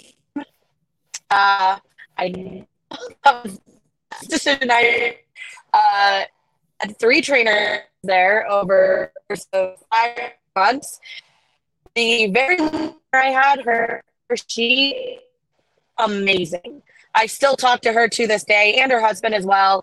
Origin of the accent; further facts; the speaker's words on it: Florida, United States; I'm from Florida.